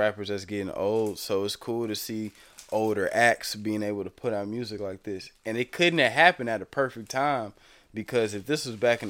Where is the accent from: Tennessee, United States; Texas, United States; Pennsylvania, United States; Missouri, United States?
Missouri, United States; Overland; I'm mainly, you know, from Overland. I grew up around here, you know, shout out to Parkside too, but I grew up in Overland, and Overland, Woodson Terrace, St. Anne, that whole little mid-county territory right there